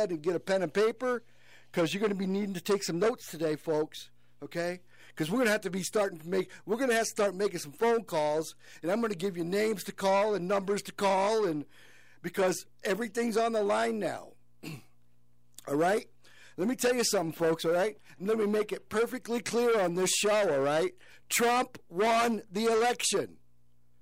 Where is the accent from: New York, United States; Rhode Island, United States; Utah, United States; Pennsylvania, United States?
New York, United States; upstate; moved away as an adult; now in Colorado, United States; I am originally from a small town in upstate New York, Canjoharie, Fort Plain, Herkimer, Rome, in that area